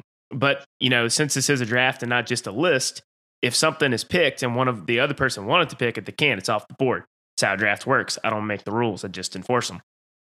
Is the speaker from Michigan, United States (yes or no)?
no; North Carolina, United States; But being a North Carolinian